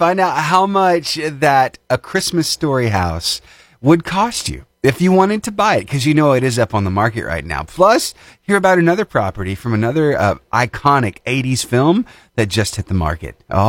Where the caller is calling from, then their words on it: Alabama, United States; Alabama, in North Alabama.